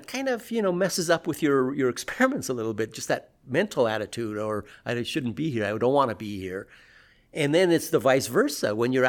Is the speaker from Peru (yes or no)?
yes; Peru; born there; I was born in Peru.